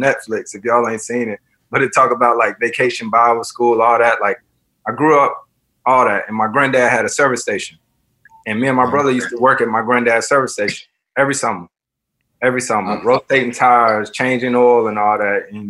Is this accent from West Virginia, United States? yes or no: no; right outside of Winston-Salem, North Carolina, United States; moved away; it's literally right outside Winston, so that's where my high school was and everything. That's where I grew up. That's home